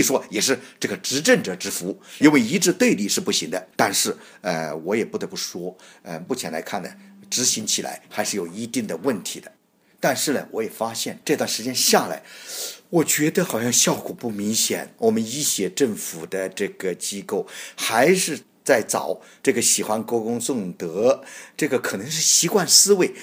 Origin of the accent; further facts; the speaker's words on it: China; moved away as an adult; also born or lived in Hong Kong / United States / Australia; 我首先是出自那中国大陆，在中国大陆也工作过，在政府部门也工作过，后来这中央事务，我到了国外，到西方，到美国、澳大利亚，还有在我们这个海外，呃，香港，生活了这么十几二十年